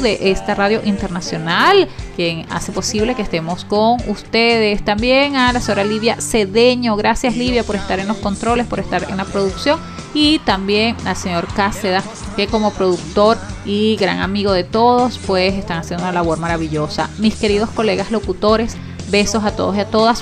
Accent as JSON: {"language": "Spanish", "country": "Venezuela", "said": "como periodista, como mujer, como venezolana"}